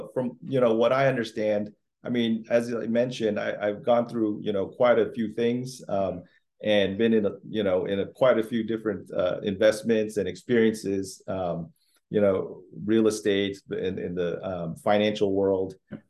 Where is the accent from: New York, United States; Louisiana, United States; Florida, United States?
Florida, United States; also born or lived in Philippines; I was born in the Philippines. {S0} Okay. {S1} I learned English, you know, in kindergarten and went through public schools in Florida where my family came up